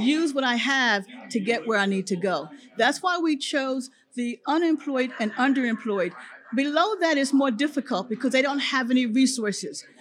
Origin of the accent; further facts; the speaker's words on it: Philadelphia, Pennsylvania, United States; now in Florida, United States; I come from Philadelphia